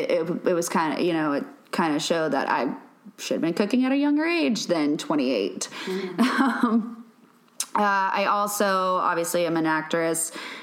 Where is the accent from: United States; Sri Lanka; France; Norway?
United States; Louisiana; moved away; But I moved here from Louisiana. I grew up cooking